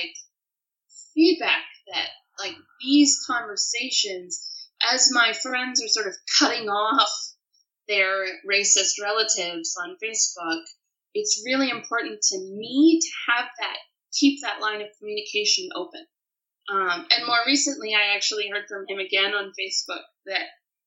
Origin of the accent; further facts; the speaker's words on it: Pennsylvania, United States; moved away as an adult; also born or lived in Jordan; where I grew up in Pennsylvania was very conservative